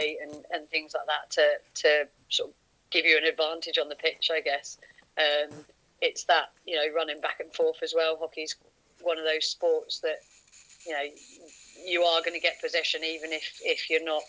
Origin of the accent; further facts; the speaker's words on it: southern England, United Kingdom; accent: southern; moved away as an adult; originally I'm from sort of down south, as you can probably tell from my accent.